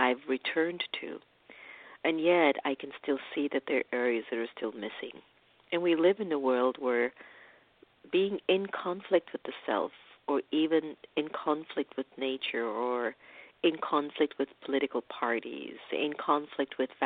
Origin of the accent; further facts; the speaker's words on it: Jamaica; my hometown, Jamaica, and maybe I think Kingston or Spanish Town.